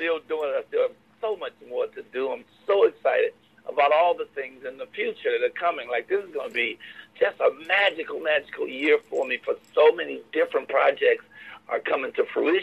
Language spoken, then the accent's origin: English; Chicago, Illinois, United States; moved away; I'm from Chicago. I'm from the projects, Robert Taylor Home, 4352 South State Parkway, 909. So I'm from the Show Enough Hood on the South Side of Chicago